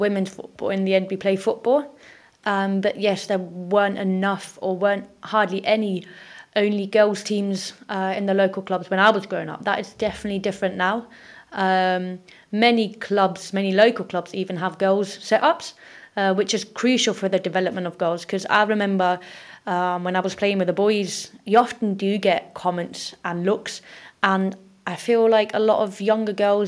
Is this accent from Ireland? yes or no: no; Germany; moved away; we grew up in Germany, and that's where I started playing football